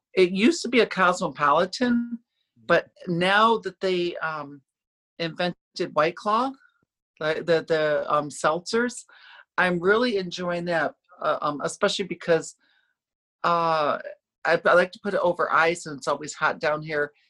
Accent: upstate New York, United States; moved away as an adult; now in Orlando, United States; I grew up in upstate New York

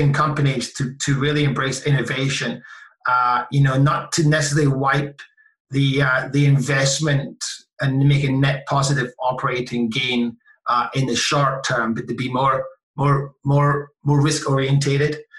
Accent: Scotland, United Kingdom; I'm Scottish

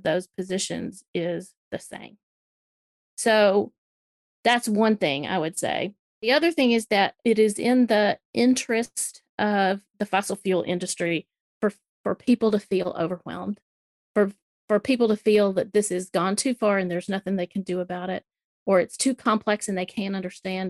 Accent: Alabama, United States; also born or lived in South Carolina; now in Tennessee, United States; I live in Tennessee. I grew up in Alabama, went to school in South Carolina, married a Georgia boy. I'm pretty Southern through and through

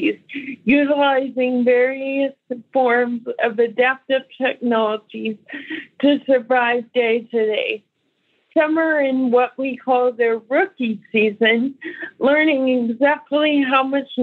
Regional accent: Hico, Texas, United States; I'm 35 and live in my tiny hometown of Hyco, Texas

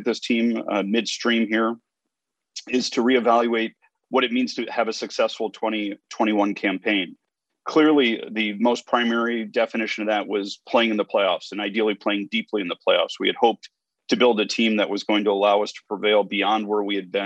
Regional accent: Northern Virginia, United States; moved away; I grew up in Northern Virginia

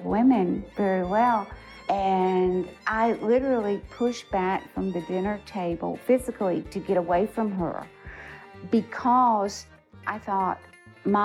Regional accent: Atlanta, Georgia, United States; now in Cullowhee, United States; I was born in Atlanta. I grew up in Atlanta.

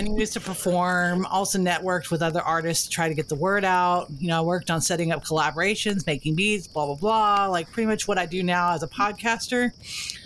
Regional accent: Texas, United States; I'm Texan

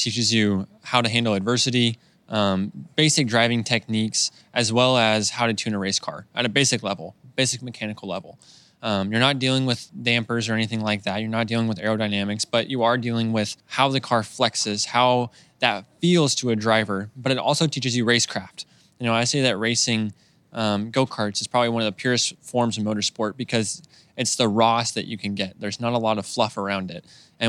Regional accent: Idaho, United States; now in Indianapolis, United States; growing up in Idaho

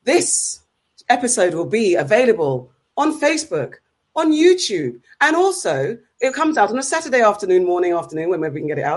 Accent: London, United Kingdom; I went to school in Wimbledon all my life, so I'm a play from Wimbledon.

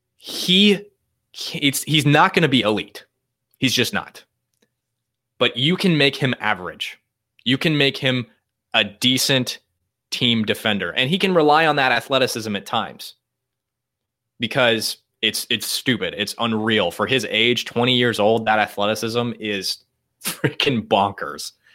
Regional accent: Iowa, United States; now in Madison, United States; I'm from Iowa, really small town papers in Iowa

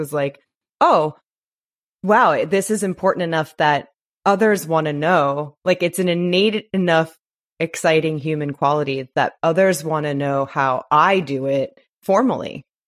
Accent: New York, United States; now in Los Angeles, United States; I'm from New York

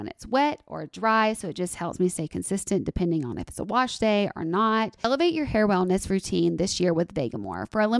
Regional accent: Alabama, United States; can I tell you that I thought that avocados were a new. Like a new discovery because I'm from Alabama.

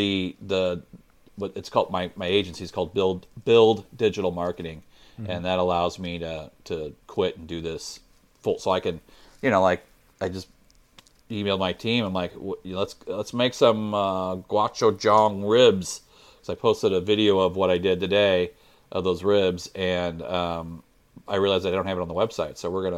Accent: Illinois, United States; moved away as an adult; now in St. Louis, United States; Just outside. I grew up in Illinois in suburbs of St. Louis, basically. Yeah. But I've lived now in St. Louis longer than I lived in Illinois. So I moved in my 20s to Missouri to St. Louis

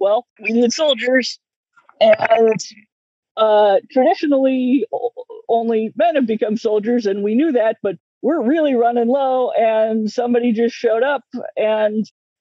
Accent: United States; I'm American

